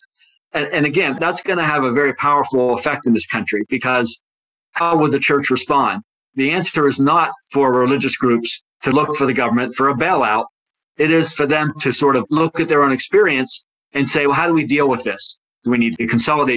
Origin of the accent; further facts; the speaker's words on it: Western Pennsylvania, United States; When I was a kid growing up in Western Pennsylvania, the town I lived in had probably 10 or 12 Catholic schools